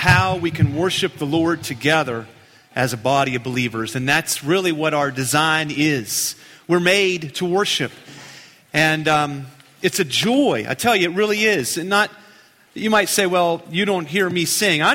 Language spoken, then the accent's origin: English; Keyser, West Virginia, United States; my hometown. That's Keyser, West Virginia, Queens Point